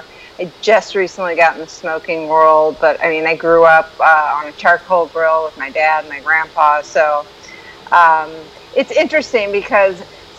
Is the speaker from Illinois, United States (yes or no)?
no; St. Louis, Missouri, United States; now in San Diego, United States; I live in San Diego now, okay. But I'm originally from St. Louis, Missouri